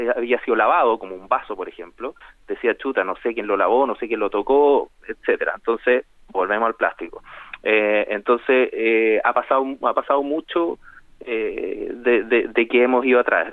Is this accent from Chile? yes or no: yes; Chile; nosotros tenemos como chilenos